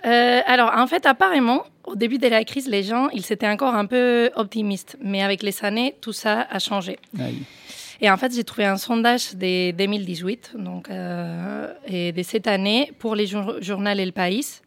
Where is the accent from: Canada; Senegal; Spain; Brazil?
Spain; moved away as an adult; je suis partie d'Espagne en pleine crise